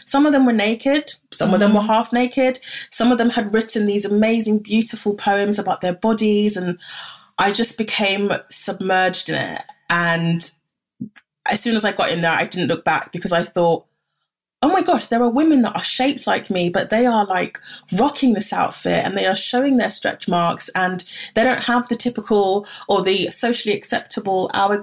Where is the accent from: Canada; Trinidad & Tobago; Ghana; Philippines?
Ghana; I'm from Ghana